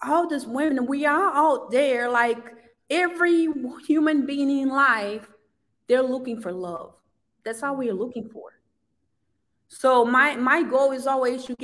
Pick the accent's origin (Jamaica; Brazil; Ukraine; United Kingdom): Brazil; English is a second language; now in United States; growing up in Brazil, I never saw anybody that looked like me on TV at that time.